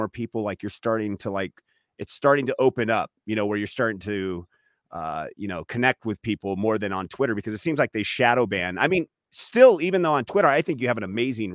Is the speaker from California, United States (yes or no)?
yes; California, United States; I'm from California